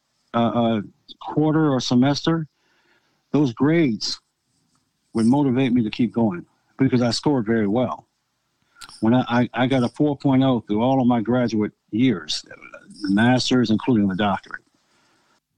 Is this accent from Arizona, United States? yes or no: no; Akron, Ohio, United States; also born or lived in North Canton, Ohio; I went to West Virginia High School in West Akron